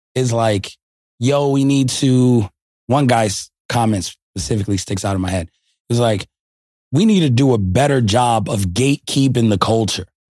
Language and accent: English; New York, United States; I'm from New York.